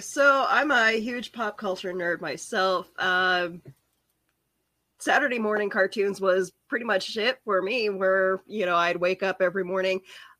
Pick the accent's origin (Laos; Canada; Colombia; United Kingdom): Canada; I'm Canadian